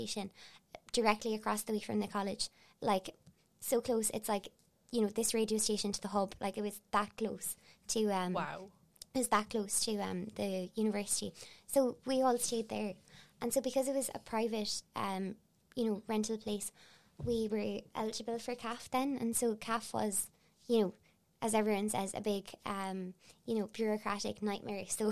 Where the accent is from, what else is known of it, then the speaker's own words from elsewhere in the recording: Cork, Munster, Ireland; I'm from Cork as well